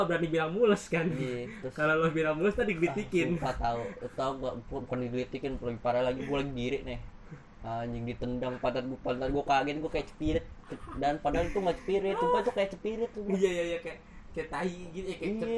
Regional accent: Java, Indonesia; gue gue gue kan dari Jawa kan

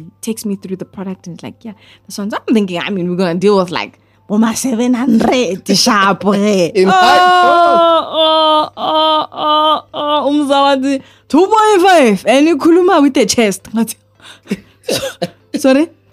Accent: South Africa; I'm a South African.

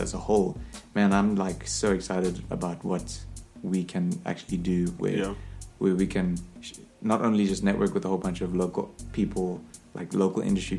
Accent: South Africa; I'm South African people.

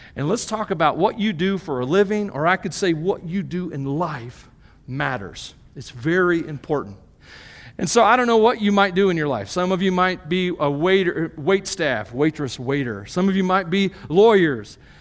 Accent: United States; being a Christian as an American, as a Westerner

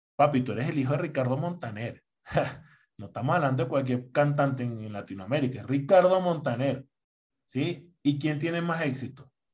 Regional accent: Venezuela; now in Colombia; Díaz Cabrera es venezolano, igual que yo

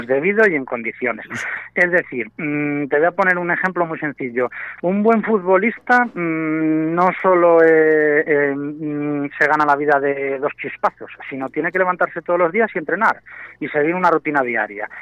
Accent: Valladolid, Castile and León, Spain; now in Arroyo de la Encomienda, Spain; yo soy de Valladolid

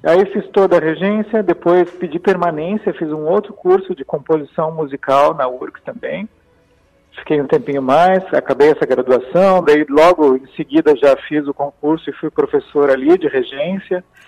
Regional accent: Xaxim, Santa Catarina, Brazil; now in Gravataí, Brazil; lá da minha cidade de Santa Catarina, onde eu tive a minha infância. Uhum. Eu nasci aqui em Gravataí, certo. mas logo aos 3, 4 anos de idade eu já fui para Xaxim, Santa Catarina

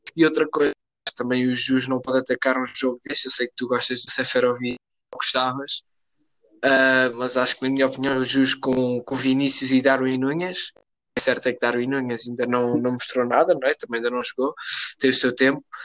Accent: Portugal; Como português

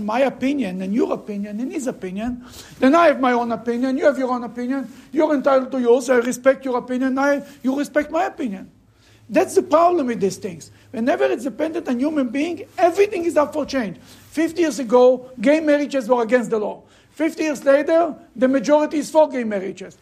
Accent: Russia; moved away; I'm coming from Russia

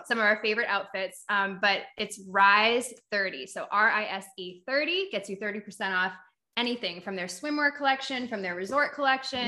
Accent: New Hampshire, United States; accent: Boston; moved away; I'm from New Hampshire, and it's very similar

